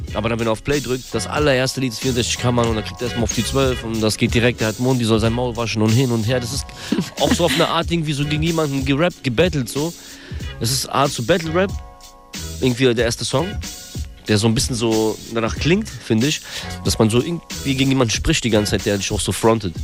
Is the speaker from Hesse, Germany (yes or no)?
yes; Darmstadt, Hesse, Germany; also born or lived in Kyiv, Ukraine / Frankfurt; geboren in der Ukraine, in Kiew 1988, komme aus Darmstadt